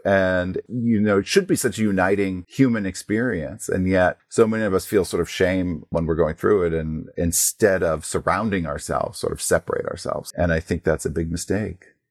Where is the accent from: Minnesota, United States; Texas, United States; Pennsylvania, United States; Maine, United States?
Maine, United States; Portland; also born or lived in New Jersey; I'm from Portland, Maine, although I was, uh, born in New Jersey. So, you know, even though I moved to Maine at a very young age